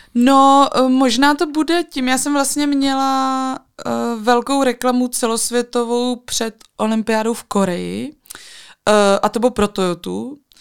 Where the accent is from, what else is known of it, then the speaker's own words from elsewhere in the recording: Czechia; pocházím z Krkonoš